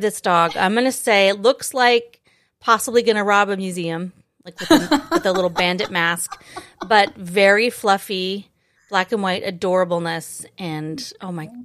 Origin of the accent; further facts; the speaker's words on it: Boise, Idaho, United States; moved away as an adult; also born or lived in Twin Falls, Idaho / New York City; I grew up in Idaho, in the mountains, in the valleys